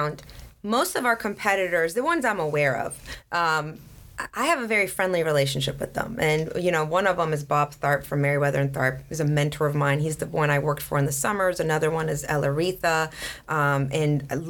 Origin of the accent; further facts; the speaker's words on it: Sweden; now in Atlanta, United States; I grew up in Sweden, so we had very open dialogues in class